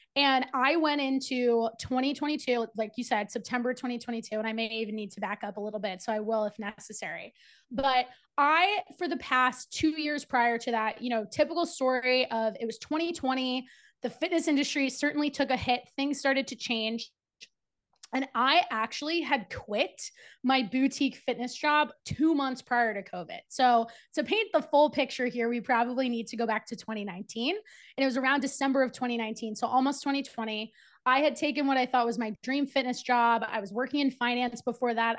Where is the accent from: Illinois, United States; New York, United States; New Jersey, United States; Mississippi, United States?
New Jersey, United States; also born or lived in Charlotte; I moved from Charlotte back to New Jersey, where I'm from and currently live